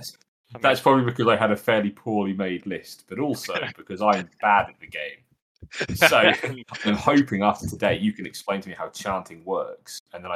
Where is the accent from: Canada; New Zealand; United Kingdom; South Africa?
United Kingdom; being British.